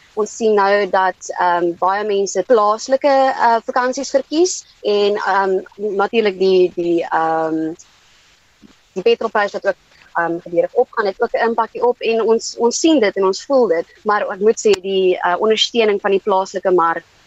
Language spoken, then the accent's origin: Afrikaans; South Africa; ons werk as Suid-Afrikaners